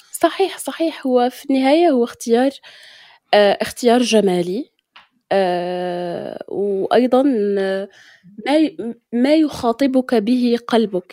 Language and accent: Arabic; Morocco; accent: Moroccan Darija; نحن كمغاربة